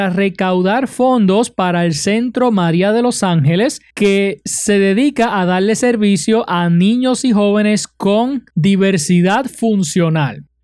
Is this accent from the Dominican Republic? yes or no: no; Utuado, Puerto Rico; mi pueblo de Utuado